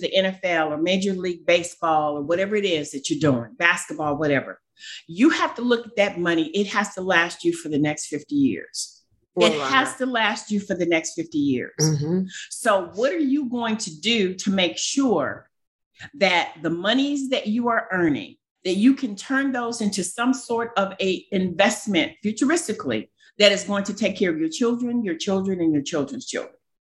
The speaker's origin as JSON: {"language": "English", "town": "Cleveland", "region": "Ohio", "country": "United States", "said": "You know, I'm from Cleveland, Ohio."}